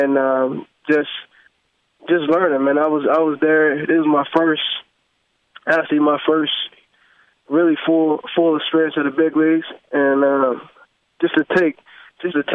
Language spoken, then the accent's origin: English; Florida, United States; I've been training down here in Florida, in my hometown